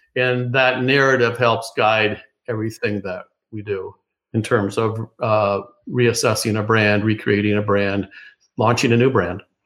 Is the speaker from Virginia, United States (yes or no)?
no; Oceanside, California, United States; moved away; also born or lived in Minnesota / New York; I was born in Oceanside, California